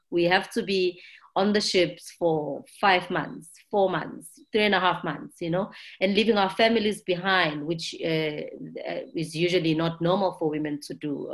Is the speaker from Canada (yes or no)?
no; South Africa; I'm from South Africa